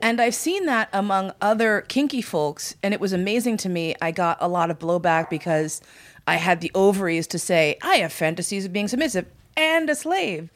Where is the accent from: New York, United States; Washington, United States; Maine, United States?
New York, United States; I grew up in New York